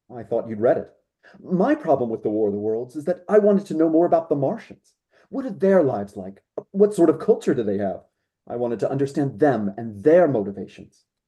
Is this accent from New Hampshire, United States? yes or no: no; the Triangle, North Carolina, United States; moved away as an adult; also born or lived in Germany; I grew up in the Triangle. My mom works in the arts. Um, many great local theaters in in Raleigh, um, Clayton, Garner area where I grew up.